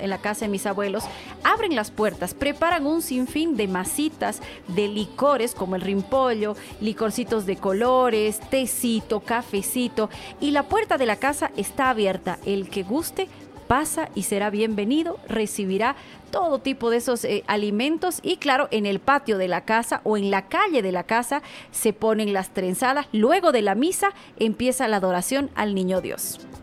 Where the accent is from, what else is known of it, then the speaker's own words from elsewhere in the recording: Tarija, Bolivia; es de mi tierra, de Tarija